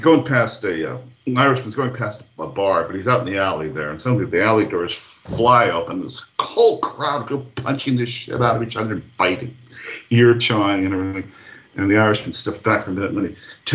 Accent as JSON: {"language": "English", "region": "Hawaii", "country": "United States", "tie": "born or raised there", "moved": "yes", "lives_now": "Ireland", "said": "When I was a boy growing up in Hawaii"}